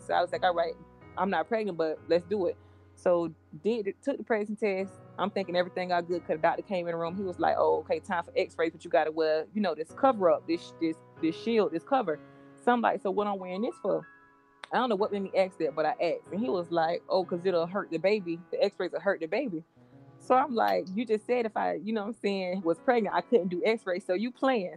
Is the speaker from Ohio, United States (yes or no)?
no; Jacksonville, Florida, United States; I grew up on the west side of Jacksonville.